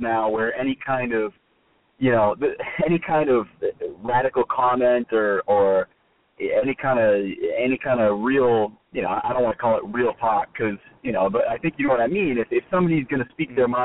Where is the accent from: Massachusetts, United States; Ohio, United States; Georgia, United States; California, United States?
Massachusetts, United States; Boston; moved away as an adult; now in South Florida, United States; I'm a transplant. I'm from Boston. I came down here for work